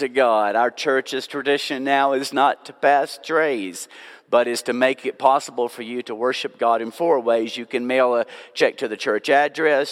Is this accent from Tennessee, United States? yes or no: yes; Nashville, Tennessee, United States; also born or lived in Franklin, Tennessee; now in Brno, Czech Republic; I was born and raised in Nashville, Tennessee. And when I was 10 years old, we moved to the city of Franklin, Tennessee